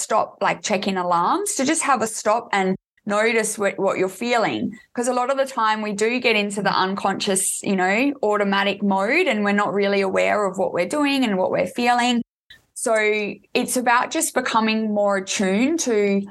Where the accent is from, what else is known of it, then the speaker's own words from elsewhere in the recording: Adelaide, South Australia, Australia; I'm actually from Adelaide, South Australia